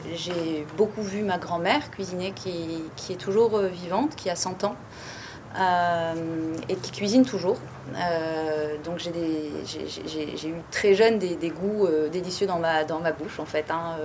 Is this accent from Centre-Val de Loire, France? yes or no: no; Bordeaux, Nouvelle-Aquitaine, France; also born or lived in Paris / Cap Ferret; j'ai grandi à Bordeaux